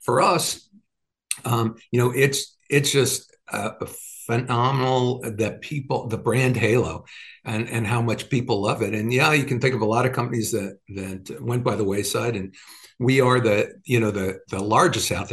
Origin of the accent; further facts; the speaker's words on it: New York, United States; moved away; I'm from New York.